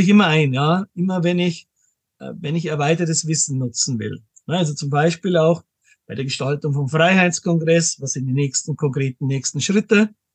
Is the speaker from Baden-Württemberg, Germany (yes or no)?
no; Munich, Bavaria, Germany; bin aus München, lebe auch in München